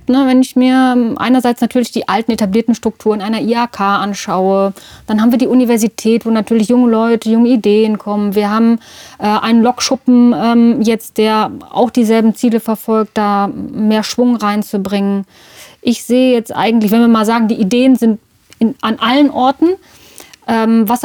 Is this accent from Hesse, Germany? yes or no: yes; Marburg, Hesse, Germany; now in Düsseldorf, Germany; Ja, ich komme aus Marburg, habe dann ähm, aber auch lange Zeit und lebe auch immer noch äh, zum Teil in Düsseldorf.